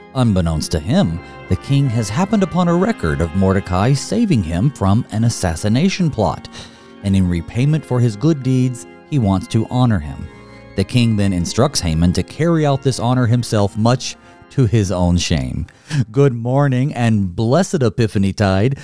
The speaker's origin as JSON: {"language": "English", "region": "North Carolina", "country": "United States", "tie": "born or raised there", "moved": "yes", "lives_now": "Minnesota, United States", "said": "I grew up in North Carolina, and now I'm here, here in Minnesota"}